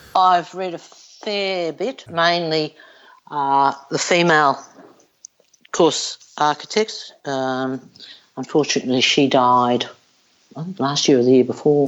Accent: Melbourne, Victoria, Australia; born or raised there

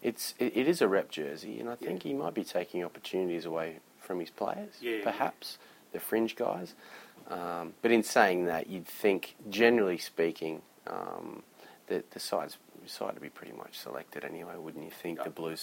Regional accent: Queensland, Australia; we're not lucky enough to have it in Queensland, probably because we've only got three clubs up there

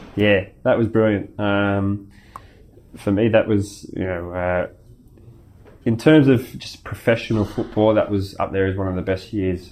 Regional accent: Sydney, New South Wales, Australia; now in Melbourne, Australia; my hometown where I grew up

